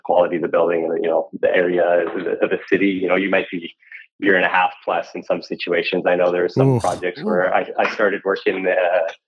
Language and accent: English; Edmonton, Alberta, Canada; now in Kelowna, Canada; I'm from Edmonton, originally born and raised